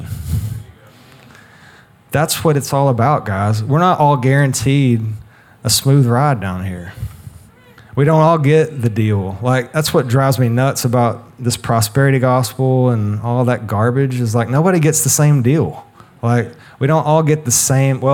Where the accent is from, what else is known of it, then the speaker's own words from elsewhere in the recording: United States; we as a people, as an American people